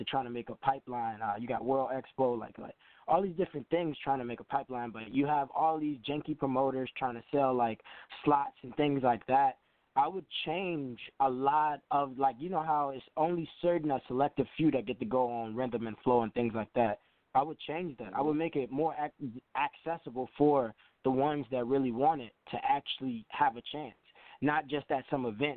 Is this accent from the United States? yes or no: yes; Chicago, Illinois, United States; I'm calling from Chicago, Illinois. I'm born and raised here.